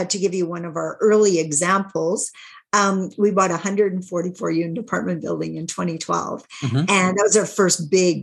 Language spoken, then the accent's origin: English; Saskatchewan, Canada; because I'm from Saskatchewan, Canada, most of our deals were smaller deals